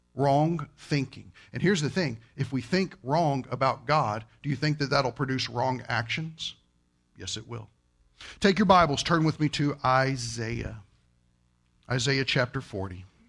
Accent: Kentucky, United States; I'm from Kentucky.

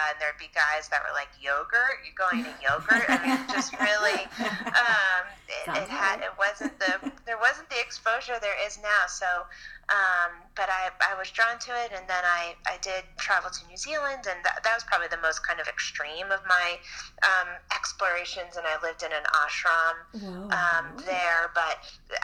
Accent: Chappaqua, New York, United States; I grew up in Chappaqua, New York

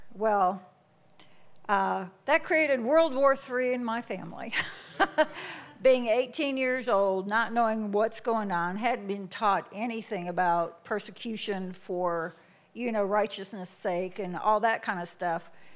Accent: Michigan, United States; moved away as an adult; I was born and raised in Michigan for 21 years of my life

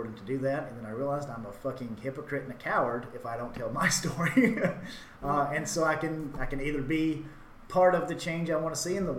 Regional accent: Hackleburg, Alabama, United States; I grew up in Hackleburg, a very small, like a town in northwest Alabama with a population of about 1,000 people.

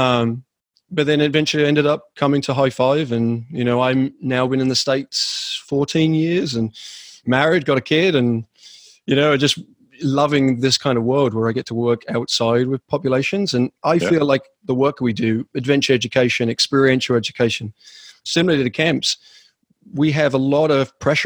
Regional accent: England, United Kingdom; moved away; also born or lived in Vermont; In England, that's where I'm originally from. That's what the sound is.

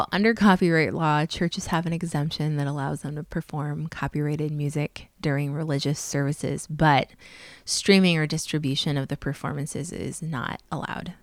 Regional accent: South Dakota, United States; I'm from South Dakota

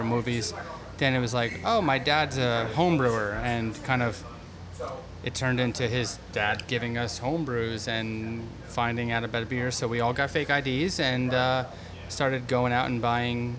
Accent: New Jersey, United States; I grew up in North Jersey, went to college in North Jersey

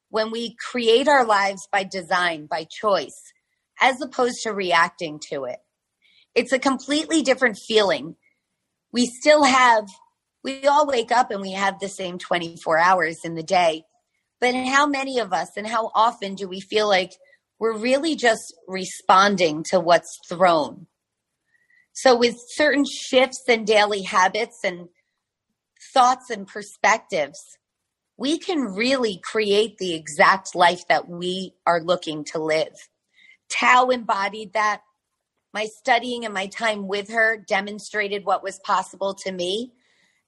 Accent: New York, United States; moved away as an adult; now in Florida, United States; I'm from New York. We're currently living in Florida on the beach

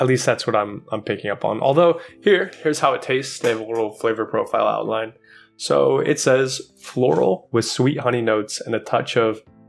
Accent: Kansas, United States; I'm back in the field I grew up by in Kansas.

